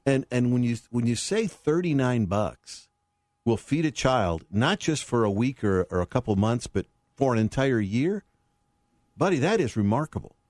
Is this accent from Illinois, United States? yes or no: yes; Chicago, Illinois, United States; moved away; my hometown, so it's always good to come back to Chicago